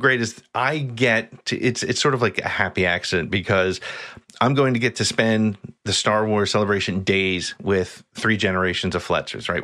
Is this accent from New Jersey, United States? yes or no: yes; New Jersey, United States; also born or lived in Long Island, New York; I've lived in New Jersey since I was five years old.